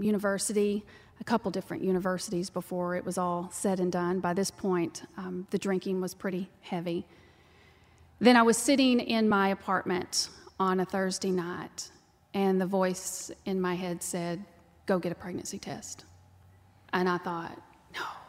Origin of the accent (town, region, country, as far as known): Texas, United States; born or raised there; accent: twang